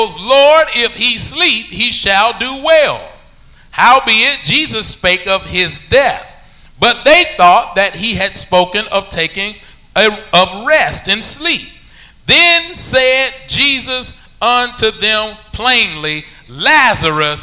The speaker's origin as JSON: {"language": "English", "region": "Alabama", "country": "United States", "said": "I'm from Alabama"}